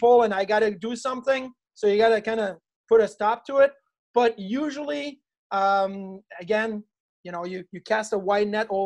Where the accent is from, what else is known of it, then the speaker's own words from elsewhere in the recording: Quebec City, Quebec, Canada; moved away as an adult; now in Buffalo, United States; I grew up in Quebec City